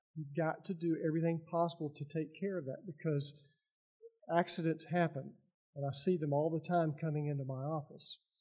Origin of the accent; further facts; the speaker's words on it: Lebanon, Tennessee, United States; I am from Lebanon, Tennessee, which is a historical town about 30 miles east of here.